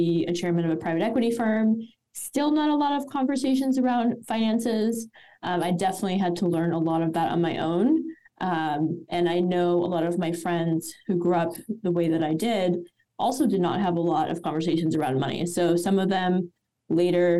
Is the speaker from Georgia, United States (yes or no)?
no; Silicon Valley, California, United States; when I was growing up, I grew up in Silicon Valley